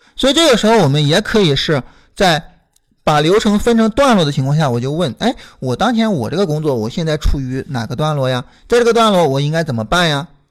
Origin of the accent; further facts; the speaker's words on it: Shandong, China; 我是山东人